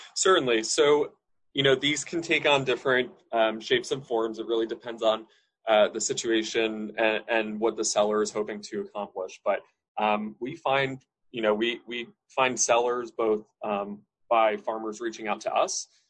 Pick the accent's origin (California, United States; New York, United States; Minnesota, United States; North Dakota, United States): New York, United States; Hudson Valley; I grew up in the Hudson Valley, New York State